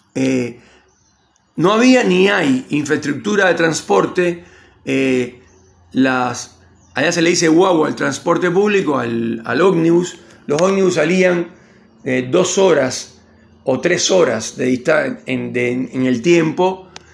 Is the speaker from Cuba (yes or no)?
yes; Cienfuegos, Cuba; moved away as an adult; la casa con, con mis viejos, con, acá, acá en Cienfuegos